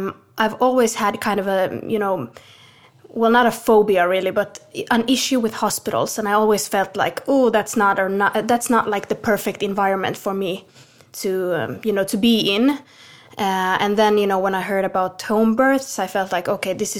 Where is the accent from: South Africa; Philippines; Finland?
Finland; now in Sweden; I'm born and raised in Finland